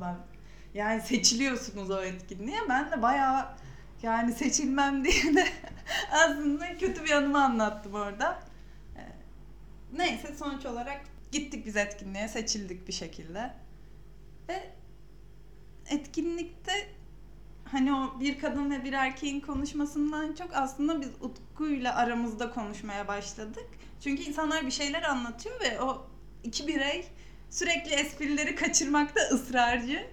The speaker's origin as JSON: {"language": "Turkish", "region": "Samsun", "country": "Turkey", "moved": "yes", "lives_now": "Ankara, Turkey", "said": "Samsunluyum. Ankara'da yaşıyorum."}